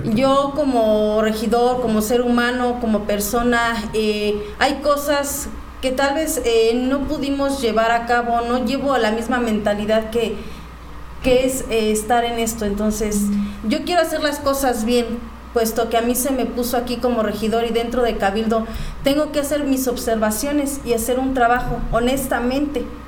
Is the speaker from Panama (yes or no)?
no; Huimilpan, Querétaro, Mexico; soy de Huimilpan, soy originaria de Huimilpan